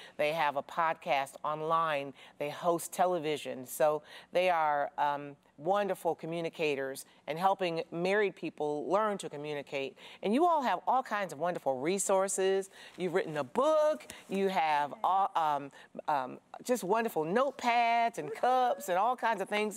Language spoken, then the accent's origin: English; Jackson, Michigan, United States; I'm from Jackson